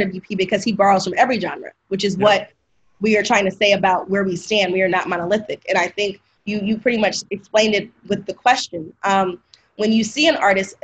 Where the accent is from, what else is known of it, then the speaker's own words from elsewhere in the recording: the South, United States; I'm from the South.